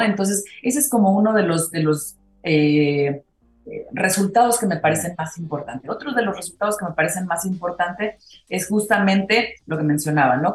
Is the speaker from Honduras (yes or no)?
no; Mexico; decimos aquí en México